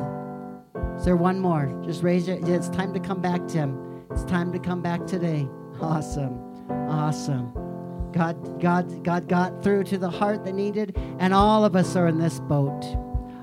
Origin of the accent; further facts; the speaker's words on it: Missouri, United States; also born or lived in South Dakota; now in Colorado Springs, United States; I grew up in Missouri, but for 2 years I lived in South Dakota